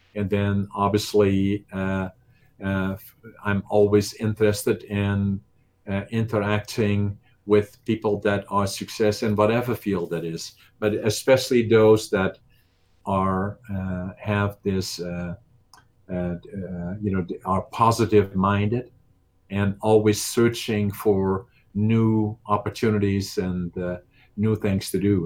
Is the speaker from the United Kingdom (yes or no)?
no; Netherlands; English is a second language; moved away as an adult; now in Canada; I was obviously from Holland